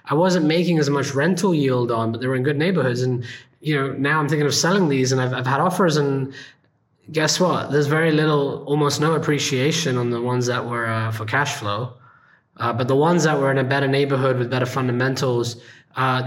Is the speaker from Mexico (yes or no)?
no; India; being an Indian, I grew up in a poor neighborhood.